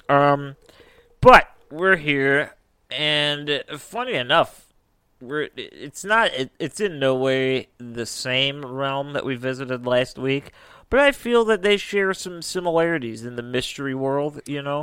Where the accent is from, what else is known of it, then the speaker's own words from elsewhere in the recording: United States; we're, we're from America.